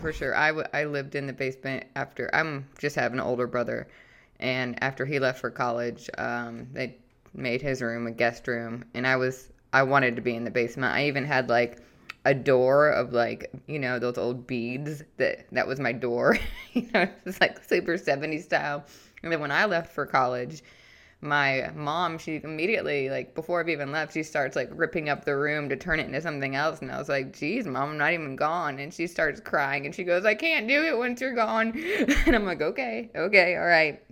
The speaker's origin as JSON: {"language": "English", "town": "St. Louis", "region": "Missouri", "country": "United States", "tie": "born or raised there", "said": "I grew up in Saint Louis"}